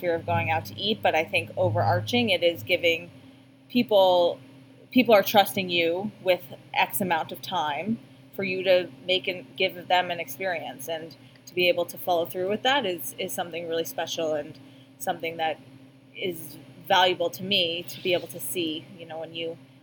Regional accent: Boston, Massachusetts, United States; moved away as an adult; I ended up coming back here to Boston eventually, to my hometown

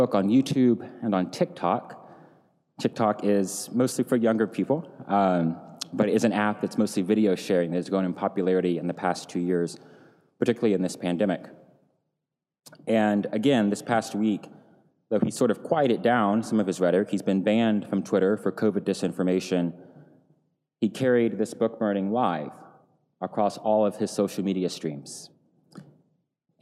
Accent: Tennessee, United States; moved away; Tennessee, my home state.

